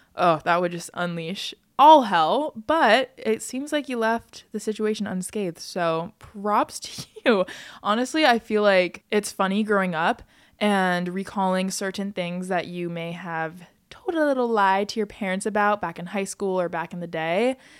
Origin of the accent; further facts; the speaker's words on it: United States; I'm an American and I'm from America